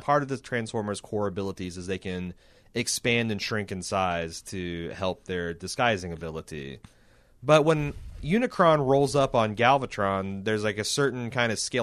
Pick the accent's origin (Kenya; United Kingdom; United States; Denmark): United States; I'm from America